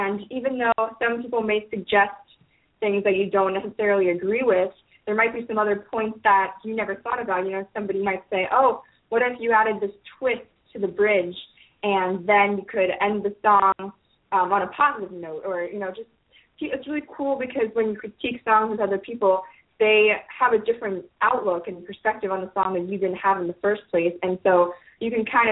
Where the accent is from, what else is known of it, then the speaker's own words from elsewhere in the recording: Cincinnati, Ohio, United States; now in Nashville, United States; I'm from Ohio